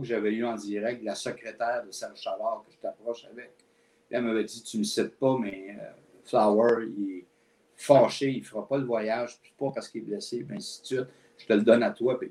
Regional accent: L'Assomption, Quebec, Canada; moved away as an adult; also born or lived in Montreal; je suis né à Montréal, mais mes parents ont déménagé quand j'avais seulement deux ans dans la région de la Nodière, donc à l'Assomption.

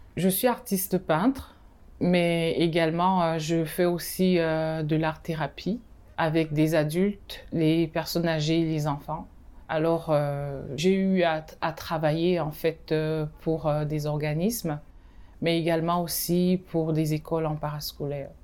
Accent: Cameroon; also born or lived in Benin / Madagascar; now in Canada; je suis née au Cameroun, mais j'ai vécu dans ces deux pays-là.

